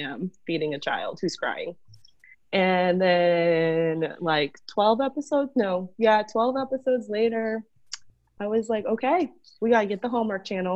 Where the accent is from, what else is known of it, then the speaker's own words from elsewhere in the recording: Florida, United States; I am from Florida